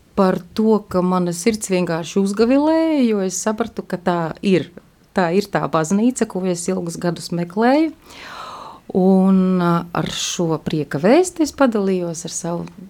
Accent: Daugavpils, Latgale, Latvia; now in Riga, Latvia; es esmu no Daugavpils

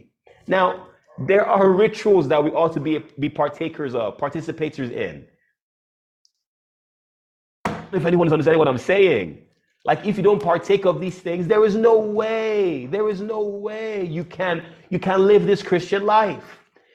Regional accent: Nigeria; also born or lived in United States; And when I came back, people were shocked that I grew up and I was raised in Nigeria.

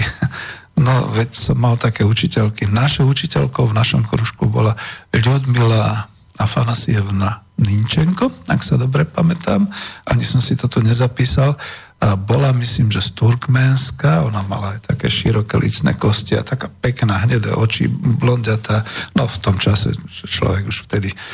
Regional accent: Bratislava, Bratislava Region, Slovakia; narodil som sa v Československej socialistickej republike, v Bratislave, hlavnom mestom Slovenskej socialistickej republiky

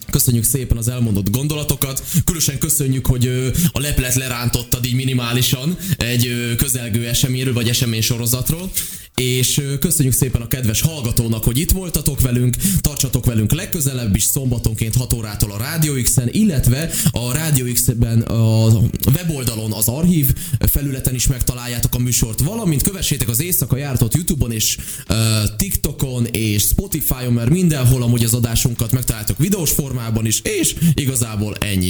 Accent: Sopron, Győr-Moson-Sopron, Hungary; vidéki származású vagyok én szintúgy, és Soproni vagyok

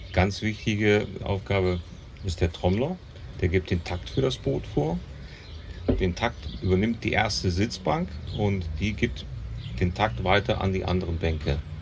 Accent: neighbouring village of Niederwerbe, Hesse, Germany; ich komme nicht hier aus dem Ort, sondern aus dem Nachbarort

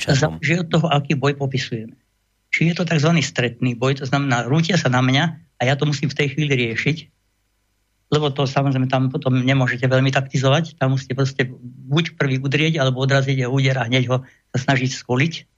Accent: Vrbové, Trnava Region, Slovakia; Ja som vyrastal vo Vrbovom starých rodičov

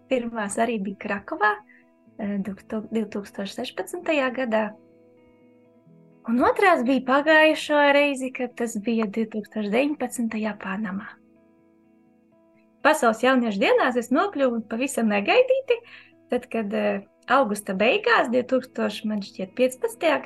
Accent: Daugavpils, Latvia; un es arī esmu no Daugavpils.

